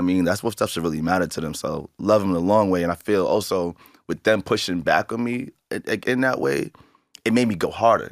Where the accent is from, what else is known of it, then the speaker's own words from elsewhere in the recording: New York City, New York, United States; being this kid growing up in Jamaica, Queens